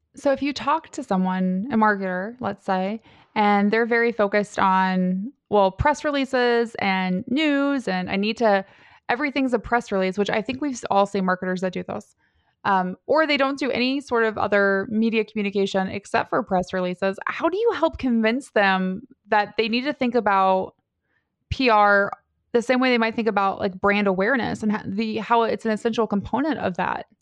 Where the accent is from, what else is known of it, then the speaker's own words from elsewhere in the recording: Cincinnati, Ohio, United States; I grew up in Cincinnati, so Like, skyline is life to me